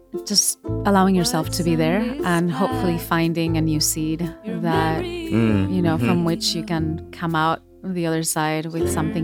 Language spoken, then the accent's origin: English; Majadahonda, Community of Madrid, Spain; also born or lived in Seville; And I grew up in outside Madrid, in uh-huh. a town called Majadahonda.